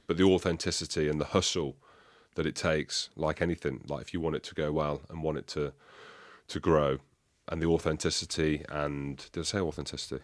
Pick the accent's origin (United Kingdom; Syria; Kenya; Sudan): United Kingdom; England; We're all English